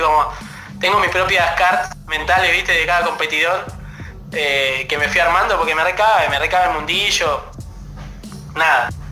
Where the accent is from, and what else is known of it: Argentina